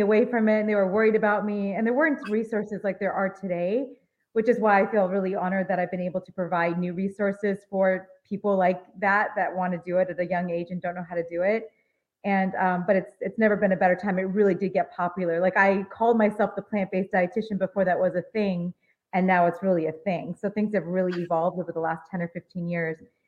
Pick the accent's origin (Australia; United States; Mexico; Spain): United States; Los Angeles, California; I grew up in Los Angeles.